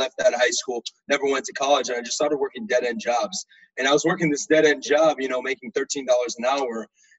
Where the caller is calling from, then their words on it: Tampa, Florida, United States; I'm actually in Tampa, Florida, no longer in D.C.